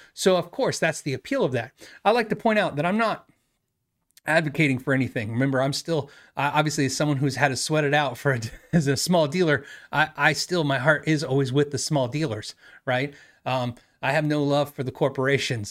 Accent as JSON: {"language": "English", "town": "Tucson", "region": "Arizona", "country": "United States", "said": "I'm from Tucson"}